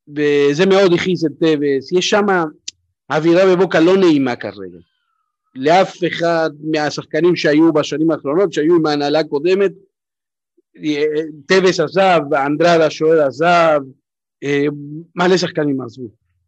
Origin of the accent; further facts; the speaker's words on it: Buenos Aires, Argentina; now in Israel; אני נולדתי ב-79, תחשוב, גדלתי בבונוס איירס